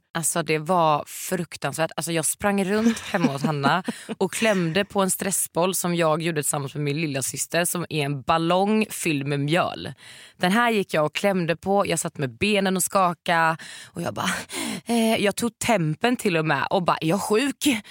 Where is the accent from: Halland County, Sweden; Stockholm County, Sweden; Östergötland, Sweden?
Halland County, Sweden; Varberg; moved away; när jag bodde hemma i Varberg